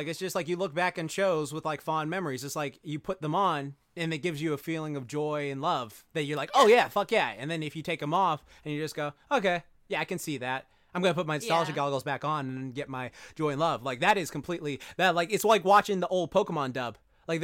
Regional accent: Japan; accent: New York; I got a New York accent, even though I'm from Japan.

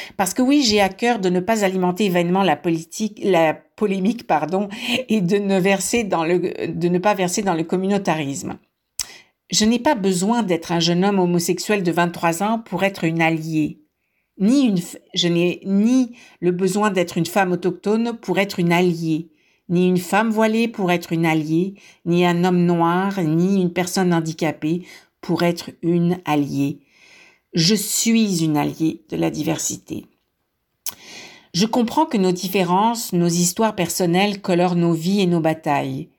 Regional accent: France; moved away; je suis née en France. Mon accent me trahit.

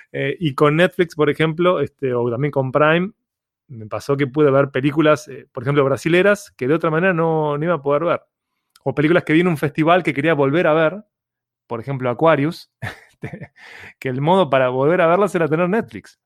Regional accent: Uruguay; Uruguay eh, es tan aburrido topográficamente como los uruguayos

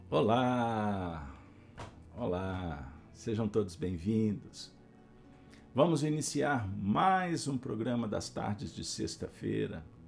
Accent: Pedro Leopoldo, Minas Gerais, Brazil; Eu tive a honra de ter passado a minha infância em Pedro Leopoldo, terra de meu pai.

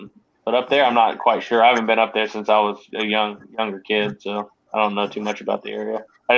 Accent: Kansas City, United States; moved away; I grew up in Kansas City, outside of Kansas City.

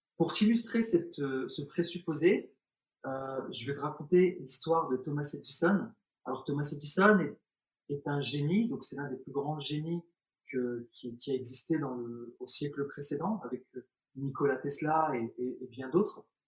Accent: France; also born or lived in Algeria; je suis né en Algérie, quand je suis arrivé en France, j'avais l'âge de 3 ans, euh, 2 ans et demi, 3 ans

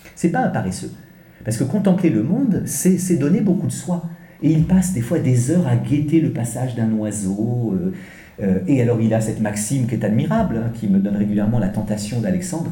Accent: France; accent: French; pardonnez mon accent français

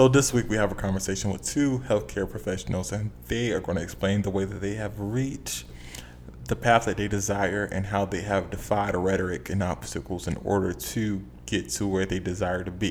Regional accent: Charleston, South Carolina, United States; I'm from the Chuck, the Deuce Deuce, the 843

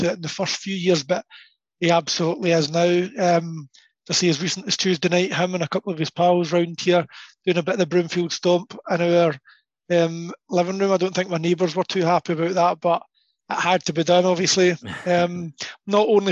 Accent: Glenmavis, Scotland, United Kingdom; also born or lived in Airdrie; I lived all my days between Glenmavis and Airdrie.

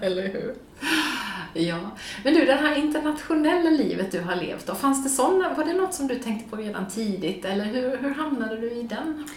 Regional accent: Gothenburg, Västra Götaland, Sweden; moved away as an adult; also born or lived in Washington DC; jag är född och uppvuxen i Göteborg men har bott utomlands

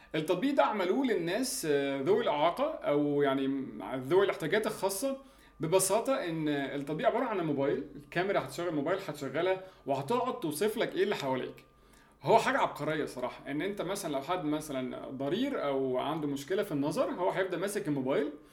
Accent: Egypt; عندنا في مصر

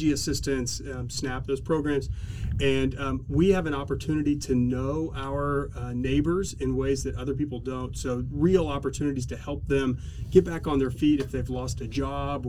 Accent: Oklahoma City, Oklahoma, United States; also born or lived in Los Angeles / San Diego; I grew up here in Oklahoma City

